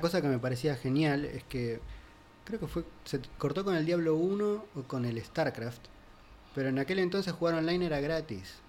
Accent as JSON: {"language": "Spanish", "town": "Pinamar", "region": "Buenos Aires Province", "country": "Argentina", "tie": "born or raised there", "said": "crecí en Pinamar. Yo me fui de Capital Federal a eso de los 8 años."}